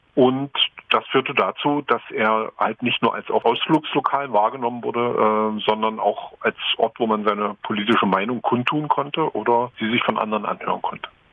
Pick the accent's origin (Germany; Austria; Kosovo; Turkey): Germany; Dessau, Saxony-Anhalt; ich komme eigentlich aus Dessau und mhm. Äh, wohne da auch nach wie vor